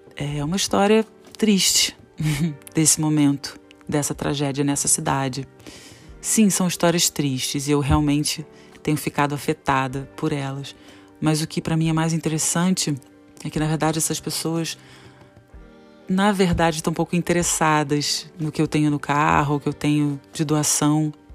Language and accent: Portuguese; Petrópolis, Rio de Janeiro, Brazil; moved away; Eu tô em Petrópolis, região serrana do Rio de Janeiro